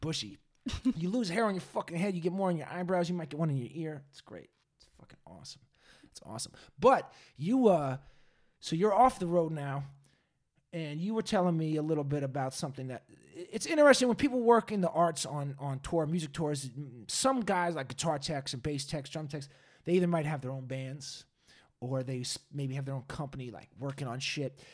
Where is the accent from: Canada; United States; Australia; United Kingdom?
United States; Massachusetts; now in California, United States; I'm from Massachusetts